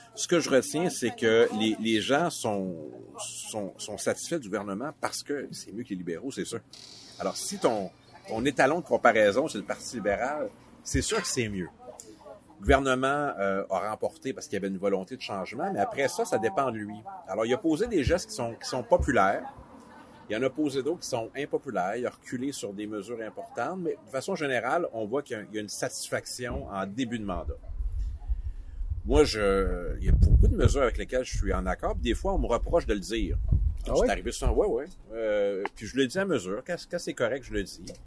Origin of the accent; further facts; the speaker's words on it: Matane, Quebec, Canada; Matane, euh, c'est ma ville natale, c'est là que j'habite euh, aussi